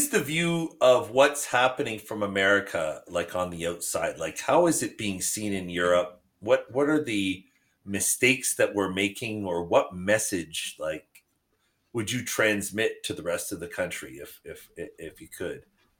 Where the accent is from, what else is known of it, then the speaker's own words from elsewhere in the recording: Canada; now in United States; You know, one thing about the United States, when I immigrated here from Canada, was I noticed that people did not see personal benefit in containing desperation of surrounding communities.